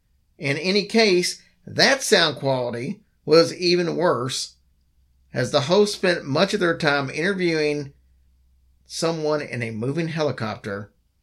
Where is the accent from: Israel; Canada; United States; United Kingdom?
United States; Kentucky; And since I'm from Kentucky and a country girl myself, I enjoyed that.